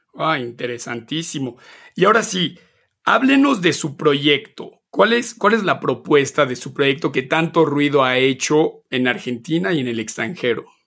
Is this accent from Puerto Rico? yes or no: no; Mexico; moved away as an adult; yo nací, crecí en México hasta los 19 años